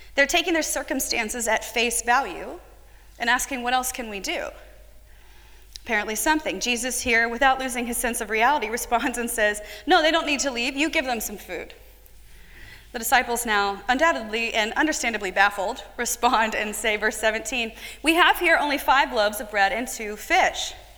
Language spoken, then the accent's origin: English; United States; an American woman